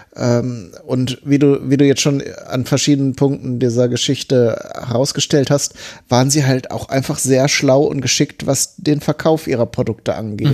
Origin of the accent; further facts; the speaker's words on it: near Bielefeld, North Rhine-Westphalia, Germany; ich wohne ja oder bin aufgewachsen ja relativ in der Nähe von Bielefeld.